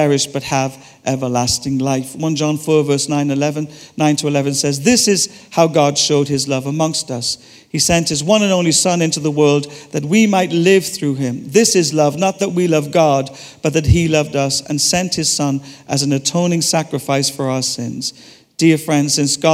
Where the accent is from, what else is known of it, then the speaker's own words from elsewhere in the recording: Ireland; I'm Irish